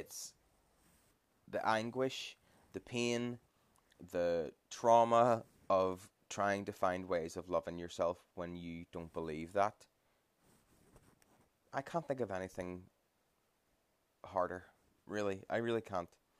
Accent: Ireland; as Irish people

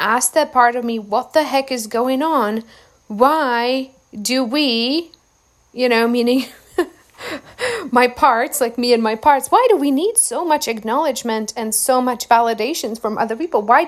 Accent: Czechia; moved away; I avoid my hometown by about 7,000 miles

